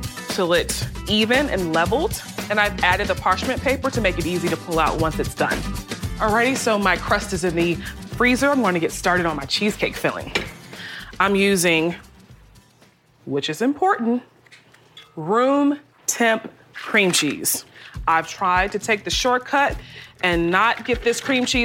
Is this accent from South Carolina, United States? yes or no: yes; the Lowcountry, South Carolina, United States; Growing up in the Lowcountry